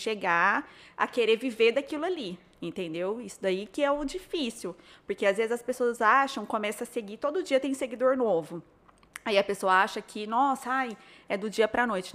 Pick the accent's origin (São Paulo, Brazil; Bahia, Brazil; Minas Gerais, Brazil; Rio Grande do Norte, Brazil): São Paulo, Brazil; Barretos; now in São José do Rio Preto, Brazil; Eu nasci em Barretos